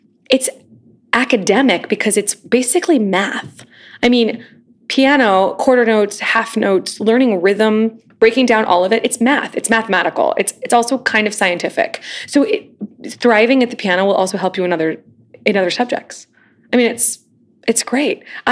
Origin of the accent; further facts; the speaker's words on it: United States; moved away as an adult; now in New York City, United States; growing up near Kansas City and now having family in Kansas City